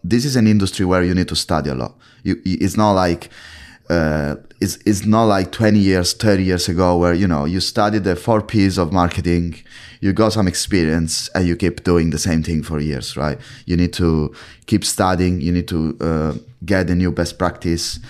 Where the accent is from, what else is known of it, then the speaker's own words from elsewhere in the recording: Italy; now in London, United Kingdom; As you can tell from my British accent, I'm from Italy